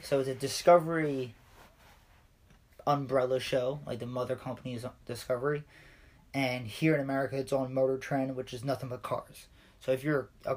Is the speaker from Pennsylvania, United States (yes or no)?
yes; Philadelphia, Pennsylvania, United States; moved away as an adult; I'm from Philly, plus when they listen to me, they clearly can tell I'm from somewhere